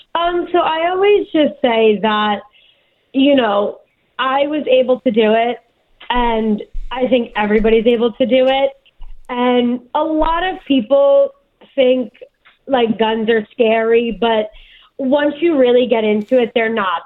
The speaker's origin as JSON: {"language": "English", "region": "New Jersey", "country": "United States", "tie": "born or raised there", "also_born_or_lived": "New York", "said": "I was born in New York, but raised my whole life in Jersey"}